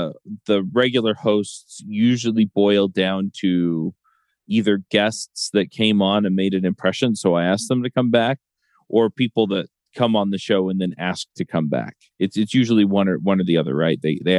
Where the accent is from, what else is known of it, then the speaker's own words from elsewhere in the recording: Utah, United States; I grew up here. I grew up in Utah County. I live in Utah County now.